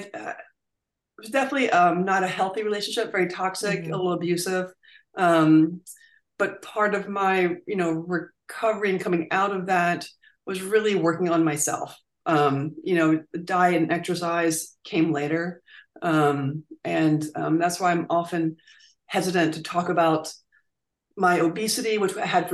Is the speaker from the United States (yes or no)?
yes; Virginia, United States; I grew up in Virginia